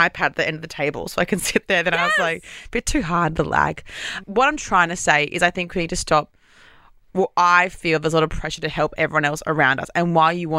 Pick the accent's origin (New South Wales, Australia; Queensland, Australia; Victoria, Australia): Queensland, Australia; now in Sydney, Australia; I'm from Queensland